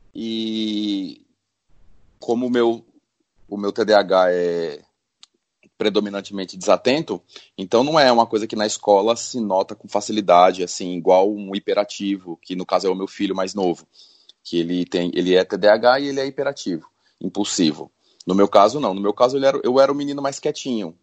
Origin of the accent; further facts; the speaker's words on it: São Paulo, Brazil; now in Natal, Brazil; nasci em São Paulo e hoje eu moro em Natal, no Rio Grande do Norte